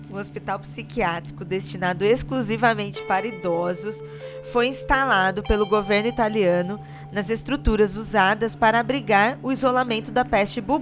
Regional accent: southeastern Brazilian coast, Brazil; porque eu sou caiçara também

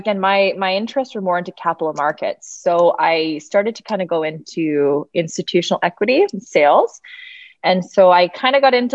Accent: Toronto, Ontario, Canada; also born or lived in Mont Tremblant, Quebec; I'm originally from Toronto. I'm out here

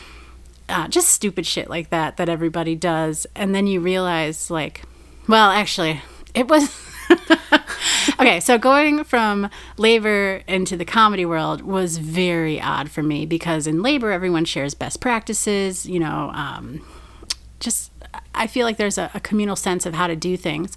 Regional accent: Green Bay, Wisconsin, United States; moved away as an adult; now in Chicago, United States; I grew up in Green Bay in, like, the punk scene

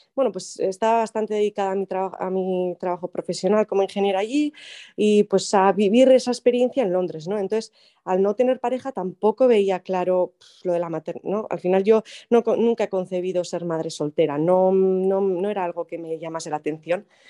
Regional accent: Arrasate-Mondragón, Basque Country, Spain; also born or lived in London / Zurbano, Álava; yo eh, nací en Arrasate Mondragón, que es un pueblo de Guipúzcoa, pero ahora mismo vivo en Zurbano, que es un pueblo muy pequeño que está al lado de Vitoria, en Álava

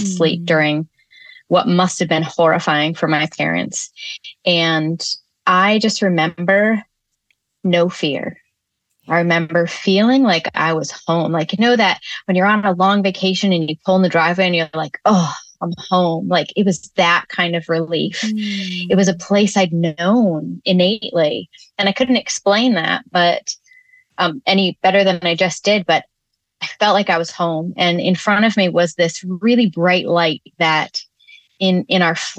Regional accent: Northern Connecticut, United States; our community church growing up in Northern Connecticut

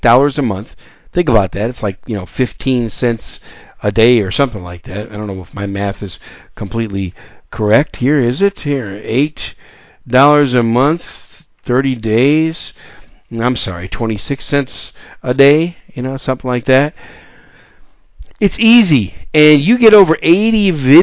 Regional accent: Wisconsin, United States; also born or lived in New York City, United States; now in San Antonio, United States; I was born in New York City, raised most of my young life in Wisconsin. I call Wisconsin home.

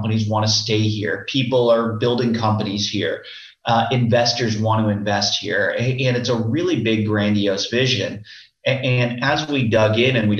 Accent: Tampa, Florida, United States; born and raised in Tampa Bay

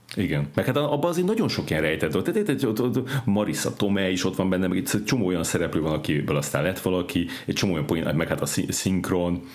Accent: Szeged, Csongrád-Csanád, Hungary; én Szegeden, ö, nőttem föl

